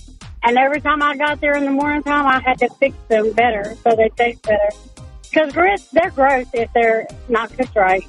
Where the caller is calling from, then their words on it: Lawson, Texas, United States; calling from Lawson, Texas.